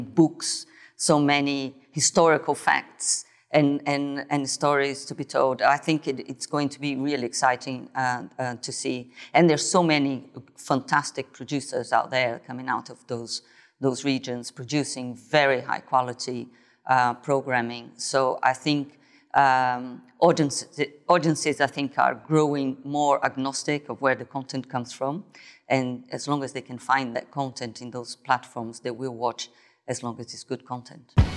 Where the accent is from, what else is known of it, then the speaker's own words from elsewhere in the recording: Brazil; moved away; I was born in Brazil, grew up there